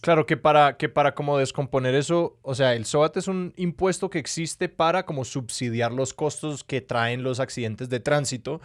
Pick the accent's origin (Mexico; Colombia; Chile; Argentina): Colombia; creciendo en Colombia